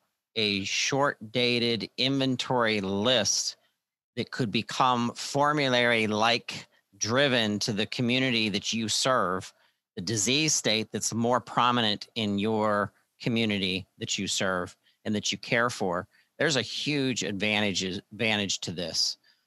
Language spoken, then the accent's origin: English; Pittsburgh, Pennsylvania, United States; a pharmacy in Pittsburgh, Pennsylvania, you know, my hometown